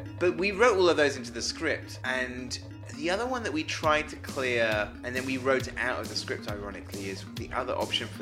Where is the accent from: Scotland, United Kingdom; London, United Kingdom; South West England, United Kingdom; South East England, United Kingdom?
South West England, United Kingdom; Somerset; I'm from Somerset